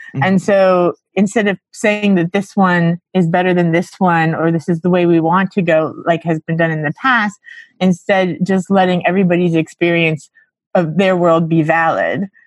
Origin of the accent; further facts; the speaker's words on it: Miami, Florida, United States; moved away as an adult; also born or lived in Eureka, California / New York; I'm from Miami, Florida originally